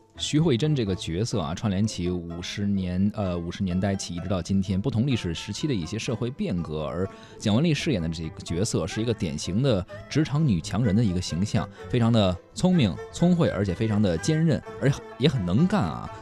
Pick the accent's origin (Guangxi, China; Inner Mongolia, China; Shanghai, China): Shanghai, China; 哎呀，这个一看就不是我们上海土土生土长。